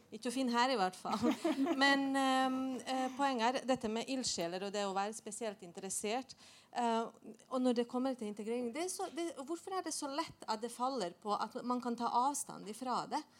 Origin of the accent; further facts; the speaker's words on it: Bosnia & Herzegovina; now in Norway; nå, jeg kom jo opprinnelig fra Bosnia, så jeg har jo bodd i Norge i 25 år.